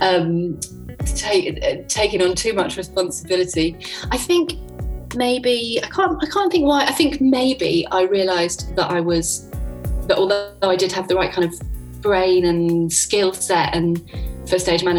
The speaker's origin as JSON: {"language": "English", "region": "London", "country": "United Kingdom", "tie": "born or raised there", "said": "I grew up in London, so I got to see loads of theatre"}